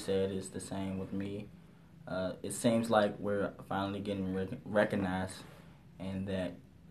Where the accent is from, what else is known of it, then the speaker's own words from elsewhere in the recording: Connecticut, United States; graphic design, Connecticut.